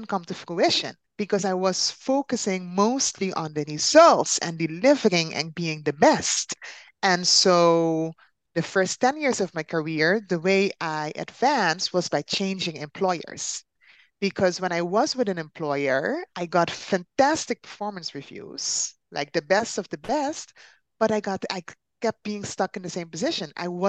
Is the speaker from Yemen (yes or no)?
no; Netherlands; also born or lived in Caribbean; I am from the Netherlands, but originally I'm from the Caribbean. So actually, I'm an island girl by soul, and I've been living in the Netherlands for 20 years